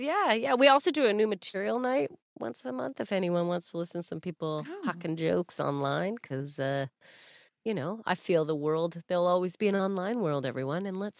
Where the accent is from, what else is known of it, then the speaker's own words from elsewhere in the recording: Canada; You'd be the denim jacket and I'd be the jeans, right? We are Canadian.